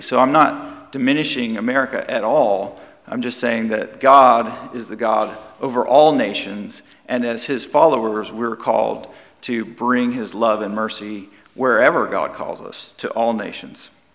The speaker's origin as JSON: {"language": "English", "country": "United States"}